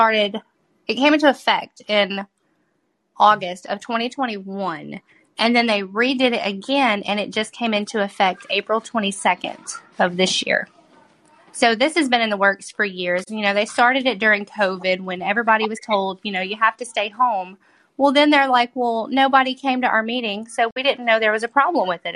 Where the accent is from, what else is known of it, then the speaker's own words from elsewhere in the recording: Tate County, Mississippi, United States; I'm from Tate County, Mississippi.